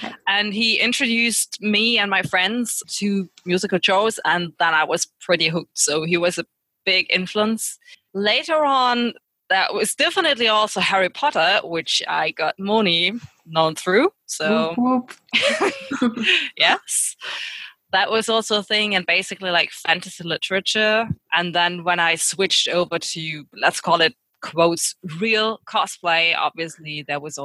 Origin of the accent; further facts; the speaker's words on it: near Cologne, North Rhine-Westphalia, Germany; From Germany, near Cologne.